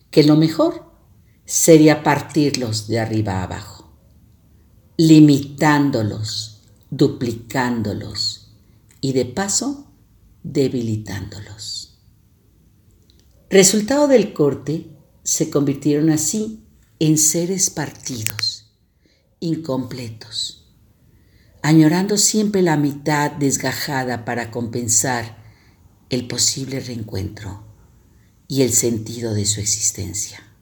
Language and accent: Spanish; San Luis Potosí, Mexico; now in León, Mexico; nuestros viajes constantes de San Luis Potosí, que es mi tierra de origen, a León, Guanajuato, que es mi tierra que me acoge.